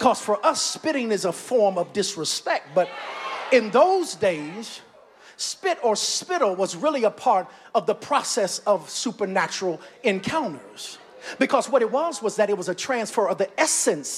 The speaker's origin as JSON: {"language": "English", "region": "North Carolina", "country": "United States", "moved": "yes", "lives_now": "Augusta, United States", "said": "I'm from down south. I'm from North Carolina"}